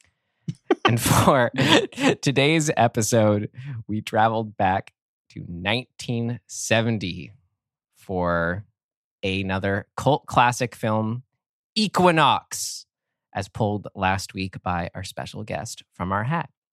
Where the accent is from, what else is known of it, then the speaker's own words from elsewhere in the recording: San Rafael, California, United States; moved up to my hometown of San Rafael, California